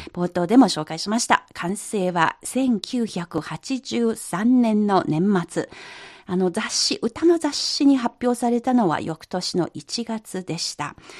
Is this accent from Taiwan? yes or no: no; Yangtze River basin, China; 長江のほとりで育ちました